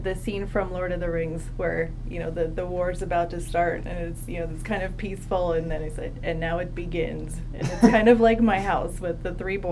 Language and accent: English; Delaware, United States; I grew up in Delaware, and so I ended up at the University of Delaware